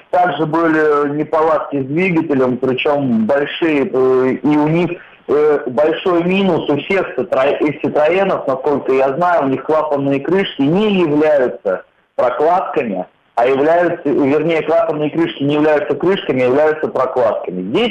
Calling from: Saint Petersburg, Russia; Я из Санкт-Петербурга.

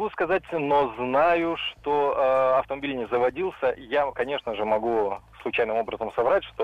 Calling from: Khimki, Moscow Oblast, Russia; Добрый вечер … я из Химок.

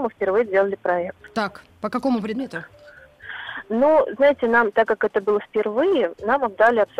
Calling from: Voronezh, Voronezh Oblast, Russia; Я из Воронежа.

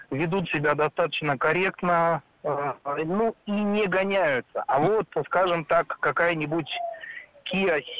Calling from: Moscow, Russia; Здравствуйте … я сам из Москвы.

